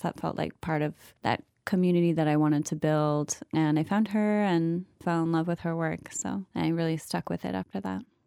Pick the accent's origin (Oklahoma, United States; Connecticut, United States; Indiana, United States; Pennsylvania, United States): Oklahoma, United States; I grew up in Oklahoma